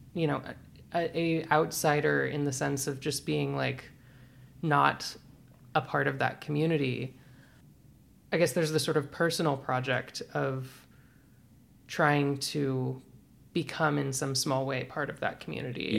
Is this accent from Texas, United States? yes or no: no; Birmingham, Alabama, United States; moved away; also born or lived in Georgia / Florida; I'm from Birmingham, Alabama.